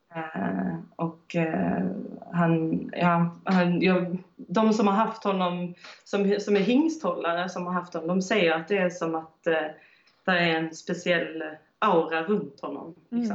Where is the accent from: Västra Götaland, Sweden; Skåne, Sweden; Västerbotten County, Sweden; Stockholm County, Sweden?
Skåne, Sweden; Höganäs; moved away as an adult; also born or lived in Iceland; now in France; jag är född i Skåne, i Höganäs